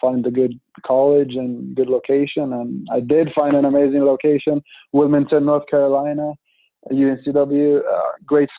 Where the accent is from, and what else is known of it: Sweden; born or raised there; moved away as an adult; now in Pittsburgh, United States